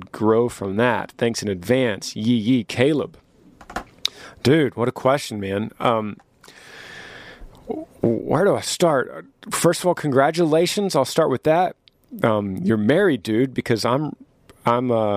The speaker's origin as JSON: {"language": "English", "region": "Texas", "country": "United States", "tie": "born or raised there", "said": "to live in my home state of Texas"}